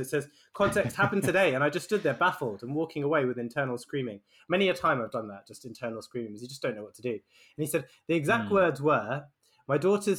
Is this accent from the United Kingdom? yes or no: yes; United Kingdom; especially, like, being a Brit, right?